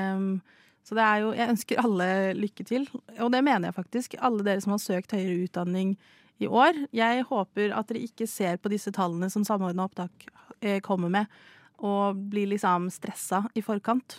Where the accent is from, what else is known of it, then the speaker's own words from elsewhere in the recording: Stavanger, Rogaland, Norway; jeg er jo fra Stavanger, oljebyen.